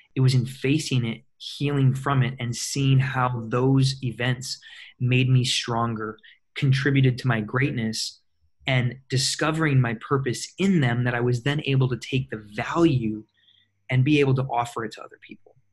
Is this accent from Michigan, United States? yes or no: yes; Michigan, United States; moved away as an adult; also born or lived in Minnesota / Chicago, Illinois; now in California, United States; I was born and raised in Michigan in a very very small town, little over a thousand people, uh, right on Lake Michigan